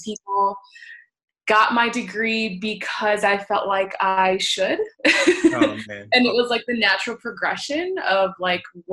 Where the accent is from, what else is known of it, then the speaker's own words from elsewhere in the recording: Washington, District of Columbia, United States; moved away as an adult; now in Houston, United States; I actually have been in the Houston area for about 8 or 9 years now. I'm originally from Washington, D.C.